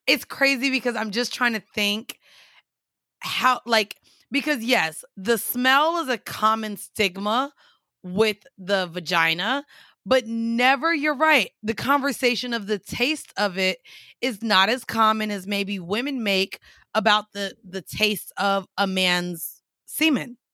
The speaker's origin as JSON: {"language": "English", "region": "Florida", "country": "United States", "said": "I'm from Florida"}